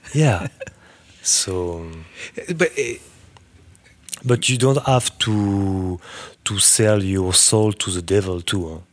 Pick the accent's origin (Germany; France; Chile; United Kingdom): France; Burgundy, Bourgogne-Franche-Comté; English is a second language; moved away as an adult; also born or lived in New York; now in Paris, France; I come from Burgundy